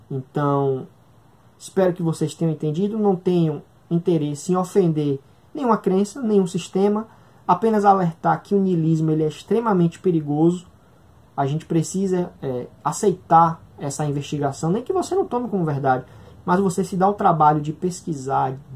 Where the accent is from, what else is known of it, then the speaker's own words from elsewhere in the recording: Northeast Region, Brazil; A gente aqui do Nordeste, o Ian é do Nordeste, eu também sou nordestino